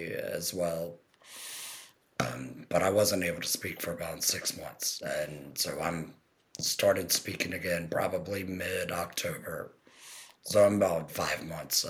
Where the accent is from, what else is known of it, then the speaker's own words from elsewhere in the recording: Crofton, Maryland, United States; I'm from Crofton, Maryland